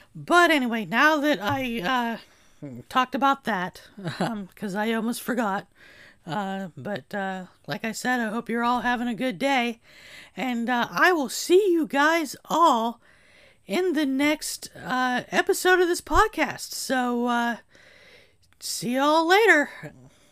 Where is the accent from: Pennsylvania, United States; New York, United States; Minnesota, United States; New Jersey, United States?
Pennsylvania, United States; Gallitzin; moved away as an adult; also born or lived in Berwick, Pennsylvania; I am now back in my hometown of Gallitzin